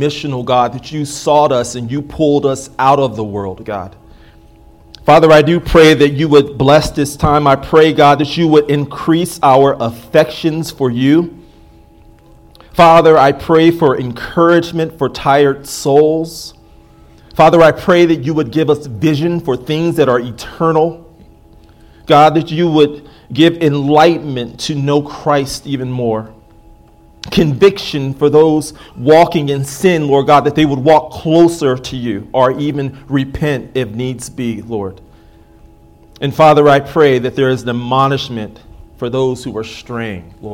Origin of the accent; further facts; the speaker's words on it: United States; I'm an American